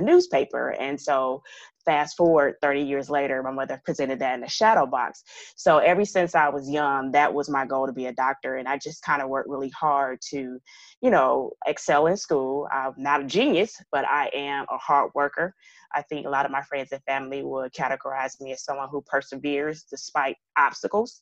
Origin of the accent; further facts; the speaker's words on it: Michigan, United States; moved away as an adult; also born or lived in New Orleans, Louisiana / Elkins Park, Pennsylvania; now in Atlanta, United States; I'm from Michigan